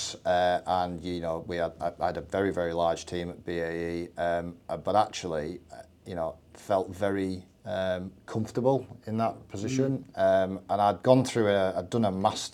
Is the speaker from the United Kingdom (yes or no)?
yes; Barrow-in-Furness, North West England, United Kingdom; I'm from Barrow in the south of the county